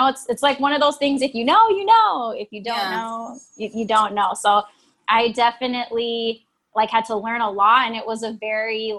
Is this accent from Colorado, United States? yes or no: no; Oxnard, California, United States; I am from Oxnard, California. Beach girl